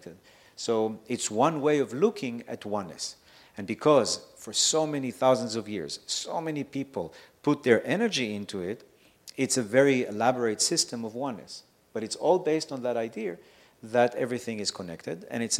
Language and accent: English; Israel; moved away; also born or lived in Mexico; I grew up in Israel, so I saw everything in that sense